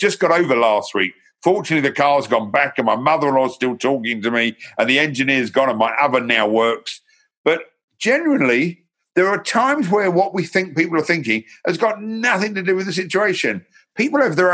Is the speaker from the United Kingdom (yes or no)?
yes; London, United Kingdom; now in Hertfordshire, United Kingdom; I was born in Hornsey Road, North London. I lived in South London. I now live in Hertfordshire